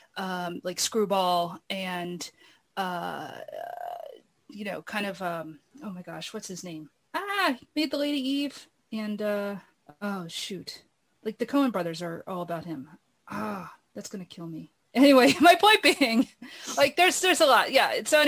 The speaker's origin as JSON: {"language": "English", "town": "Philadelphia", "region": "Pennsylvania", "country": "United States", "tie": "born or raised there", "said": "The neighborhood I grew up in Philadelphia"}